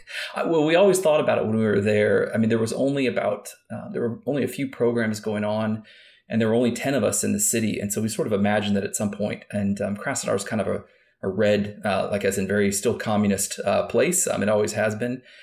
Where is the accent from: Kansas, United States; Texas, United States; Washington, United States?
Kansas, United States; moved away; also born or lived in California; I grew up in Kansas.